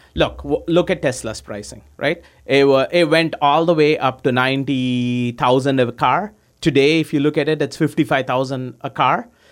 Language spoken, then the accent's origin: English; India; moved away as an adult; also born or lived in Oklahoma, United States / Houston, United States; I was born in, uh, I grew up in India. I came to the U S in ninety-nine